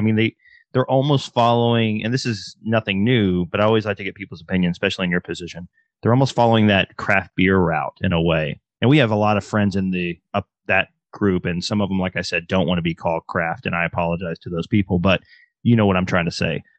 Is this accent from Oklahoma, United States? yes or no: yes; Oklahoma, United States; moved away; also born or lived in Texas; I went to high school in Oklahoma